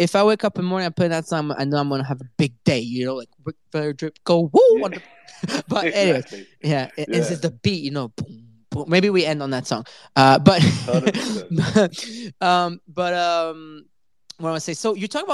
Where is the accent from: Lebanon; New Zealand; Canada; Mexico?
Canada; I'm from Canada